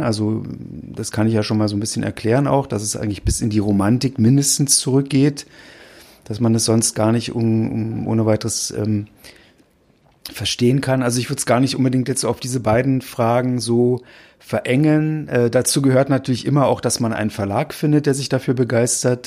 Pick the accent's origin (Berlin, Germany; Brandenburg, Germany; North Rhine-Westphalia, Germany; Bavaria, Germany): Berlin, Germany; ich bin selbst kein Hamburger, ich bin aus Berlin